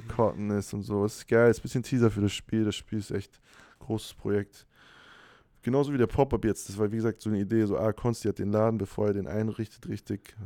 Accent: Hanover, Lower Saxony, Germany; moved away as an adult; now in Stuttgart, Germany; in Hannover studiert, wo ich herkomme

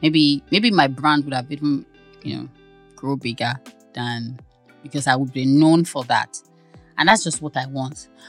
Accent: Ibadan, Oyo, Nigeria; I'm from Ibadan now.

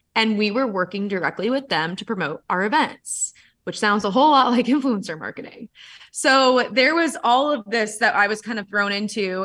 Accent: San Diego, California, United States; I'm from San Diego

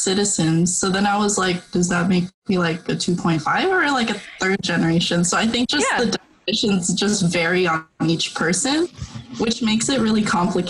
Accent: Stockton, California, United States; So I'm born and raised in Stockton, and I currently live with my family.

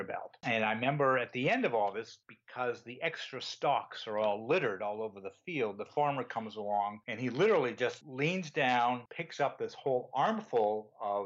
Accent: Connecticut, United States; moved away as an adult; also born or lived in North Carolina / Switzerland; now in Maine, United States; I grew up in Connecticut

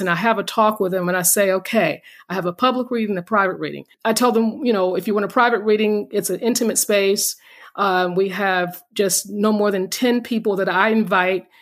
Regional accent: North Carolina, United States; We're North Carolina.

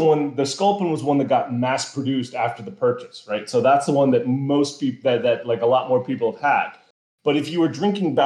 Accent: East Coast, United States; We grew up on the East Coast

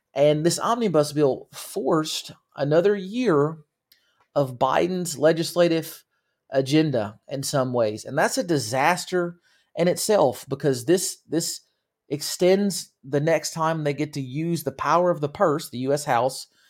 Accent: United States

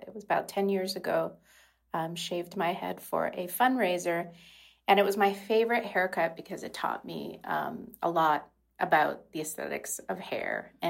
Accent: Montreal, Quebec, Canada; I am from Montreal, Quebec, born and bred.

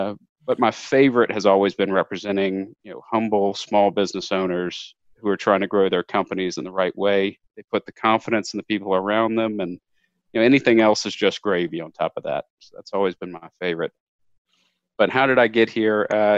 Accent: Lafayette, Louisiana, United States; Yeah, I was born and raised in South Louisiana in a town called Lafayette. It's about 120,000 people, so big for Louisiana, but small by big city standards.

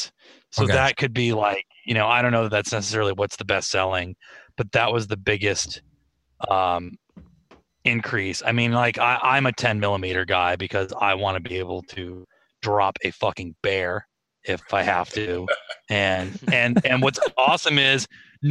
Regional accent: New England, United States; moved away; also born or lived in Rhode Island; being from New England

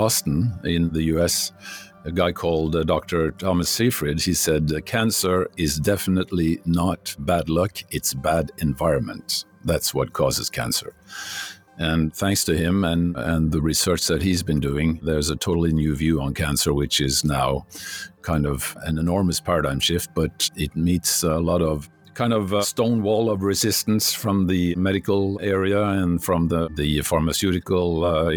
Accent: Norway; English is a second language

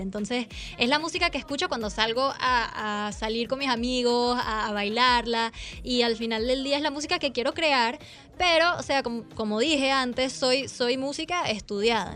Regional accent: Miami, Florida, United States; accent: Venezuelan; crecí en Miami em, y el acento venezolano no me lo quita nadie.

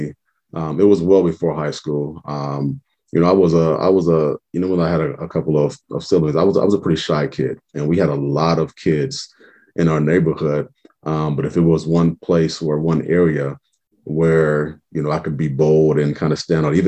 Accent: Omaha, Nebraska, United States; I'm born and raised in Omaha. Lived in the Benson area pretty much my whole life

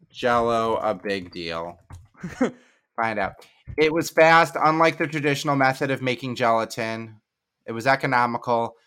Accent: Midwest, United States

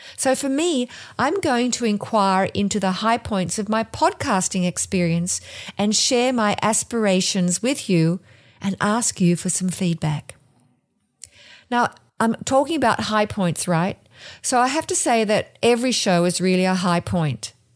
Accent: Australia; moved away as an adult; now in New Jersey, United States; I'm from Australia, and I'm living in New Jersey

